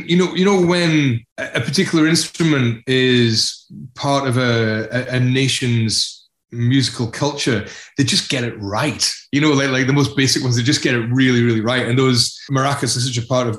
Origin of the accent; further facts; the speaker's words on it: Glasgow / Edinburgh, Scotland, United Kingdom; also born or lived in North East England; my early childhood was in the northeast of England, and then Edinburgh and Glasgow.